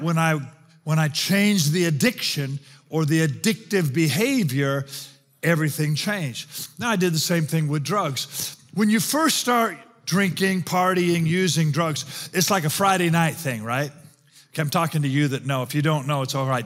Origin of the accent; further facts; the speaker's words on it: South Africa; now in United States; I'm South African